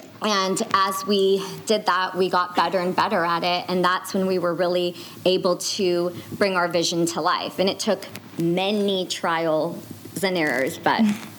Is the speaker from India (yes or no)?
yes; India; you know, we're Indian, so we got to go back home. We got to travel to Mumbai to do that.